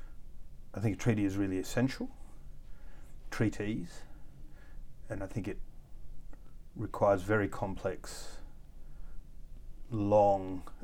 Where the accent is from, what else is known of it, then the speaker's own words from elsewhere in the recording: Australia; also born or lived in Mexico; I was born in Mexico. My mother was South African. My father was 4 generations Australian from Scotland.